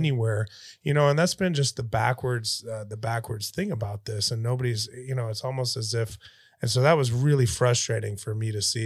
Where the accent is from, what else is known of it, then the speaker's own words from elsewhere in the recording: Texas, United States; I'm a Texan